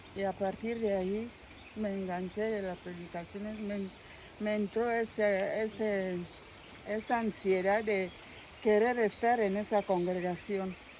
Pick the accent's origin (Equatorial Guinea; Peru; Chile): Equatorial Guinea; moved away as an adult; now in Spain; soy de Guinea Ecuatorial, pero llevo en España 20 años